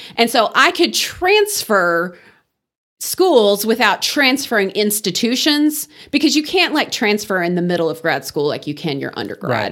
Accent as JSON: {"language": "English", "town": "Wellington", "region": "Texas", "country": "United States", "tie": "born or raised there", "also_born_or_lived": "Kansas City / Dallas–Fort Worth Metroplex / Houston", "moved": "as an adult", "lives_now": "Amarillo, United States", "said": "I grew up in Wellington"}